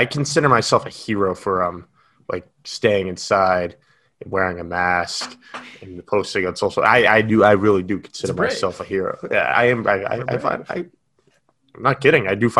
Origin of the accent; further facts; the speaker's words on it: New England, United States; I am from New England